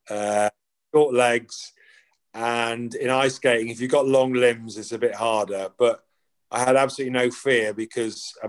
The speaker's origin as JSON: {"language": "English", "country": "Ireland", "tie": "born there", "said": "my dad obviously Irish, parents are Irish. I was born in Ireland."}